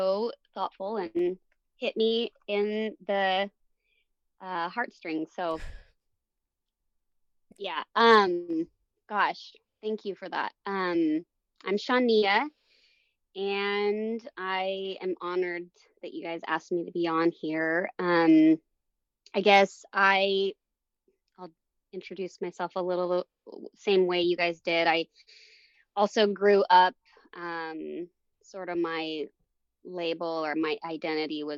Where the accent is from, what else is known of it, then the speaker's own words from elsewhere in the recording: Longview, Washington, United States; moved away as an adult; also born or lived in Portland, Oregon / Chicago; I was born in Portland, Oregon, and moved my brother and I up to Longview, Kelso, Washington area